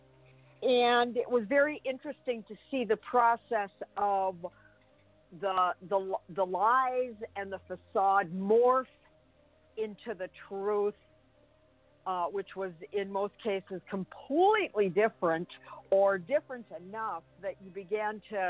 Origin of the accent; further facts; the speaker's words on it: Canada; I was born and raised in Canada